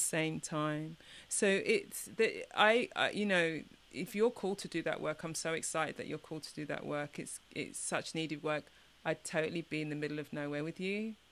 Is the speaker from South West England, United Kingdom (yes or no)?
no; London, United Kingdom; moved away as an adult; now in Chicago, United States; I was born in East London, parents from the mm-hmm. Caribbean, you know, came to the UK for a better life.